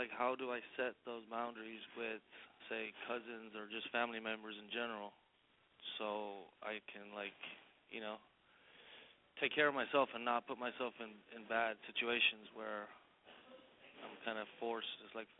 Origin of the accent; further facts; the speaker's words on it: Ireland; now in Queens, New York, United States; So I'm originally from Ireland, where the culture is there's a lot of alcohol involved in pretty much everything that goes on